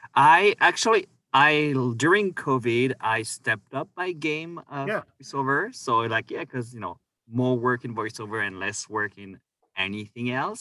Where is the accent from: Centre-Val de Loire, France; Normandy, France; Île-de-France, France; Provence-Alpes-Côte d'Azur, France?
Centre-Val de Loire, France; Orléans; moved away as an adult; also born or lived in Victoria, Canada; now in Canada; I am from France, and uh, so I grew up in Orléans